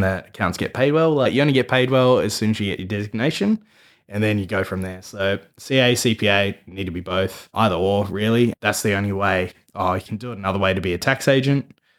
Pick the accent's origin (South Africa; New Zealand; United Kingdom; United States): New Zealand; now in Australia; being a Kiwi